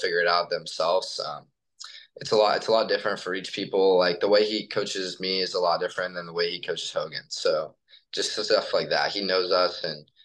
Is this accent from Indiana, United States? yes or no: yes; Greenwood, Indiana, United States; I grew up in Indiana and I played for, or I grew up in Greenwood and just played for a smaller team there